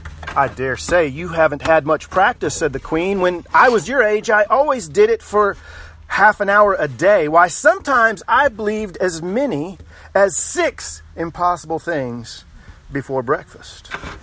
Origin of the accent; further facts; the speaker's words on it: Texas, United States; my home state of Texas